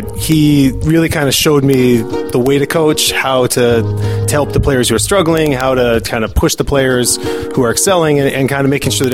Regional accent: Seattle, Washington, United States; now in Chicago, United States; I'm from Seattle, so I was at Mercer Island High School

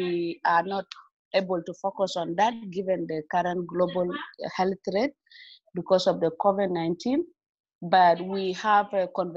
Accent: South Sudan; I'm from South Sudan.

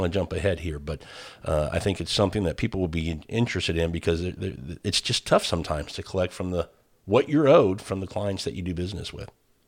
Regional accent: Midwest, United States; now in Houston, United States; I grew up in the Midwest

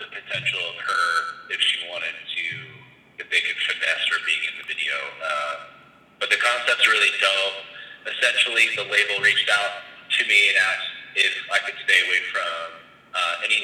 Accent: outside of Philadelphia, Pennsylvania, United States; now in Los Angeles, United States; growing up outside of Philly

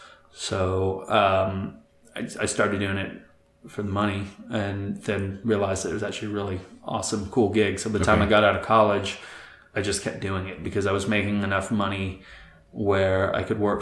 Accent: Florida, United States; also born or lived in England / London, United Kingdom; I was born in England in an industrial town, and I moved, my family moved to the U.S. when I was 9. We moved to Florida, and I grew up in a suburb.

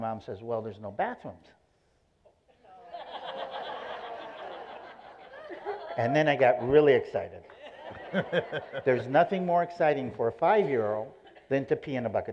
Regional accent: Israel; born or raised there; also born or lived in San Diego, California, United States / Roswell, United States

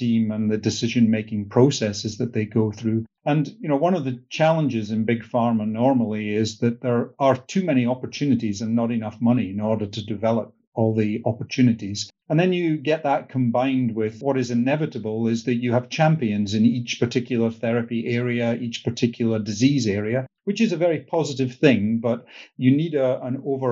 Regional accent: north of Scotland, United Kingdom; moved away as an adult; also born or lived in Canada; Grew up in the north of Scotland

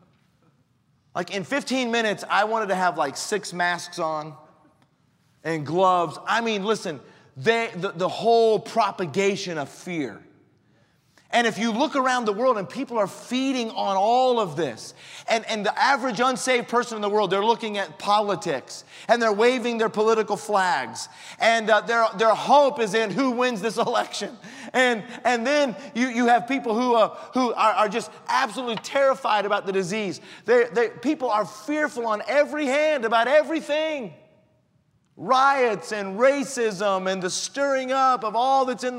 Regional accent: Colorado, United States; moved away; also born or lived in Mississippi; I lived in Mississippi for a long time. I'm from Colorado, but the Lord took me south for a while

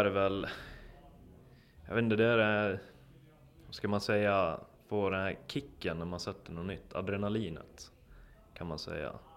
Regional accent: Borlänge, Dalarna County, Sweden; Jag kommer från Borlänge i Dalarna.

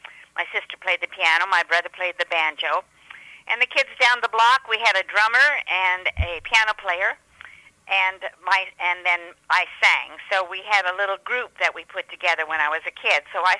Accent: Greeley, Colorado, United States; Well, I'm from a little town north of Denver, Colorado. It's called Greeley, G-R-E-E-L-E-Y, Greeley, Colorado.

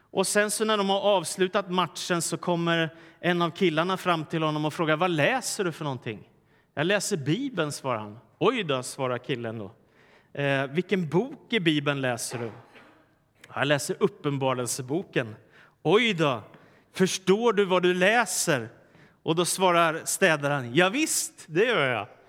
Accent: Stockholm, Stockholm County, Sweden; när jag växte upp i Stockholm på 70 och 80-talet

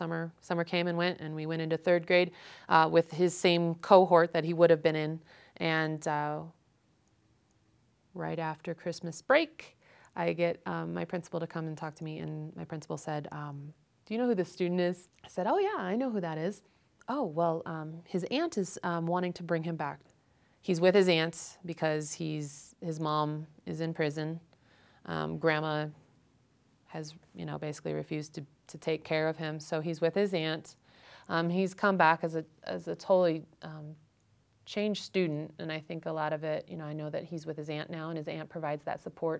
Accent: Ohio, United States; I don't know how to speak Spanish. I've never heard Spanish in my life. And I came from Ohio.

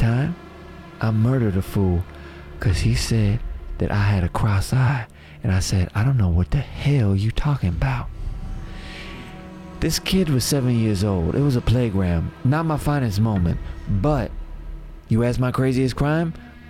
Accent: Houston, Texas, United States; I'm from Houston, baby.

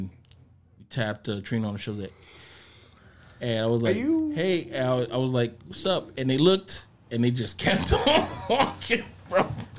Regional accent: Miami, Florida, United States; I'm from Miami

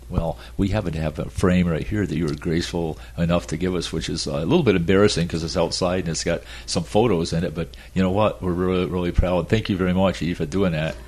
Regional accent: Adirondack Mountains, upstate New York, United States; now in Florida, United States; I grew up in the Adirondack Mountains, oh. upstate New York

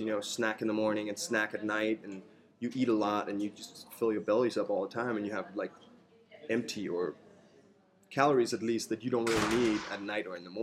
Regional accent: Denmark; also born or lived in North Dakota, United States; I grew up in Denmark.

